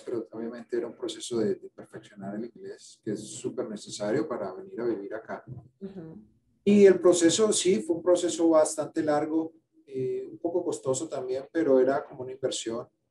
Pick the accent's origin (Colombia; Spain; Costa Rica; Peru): Colombia; Cali, Valle del Cauca; moved away as an adult; now in United States; Yo nací en Cali, Cali, Colombia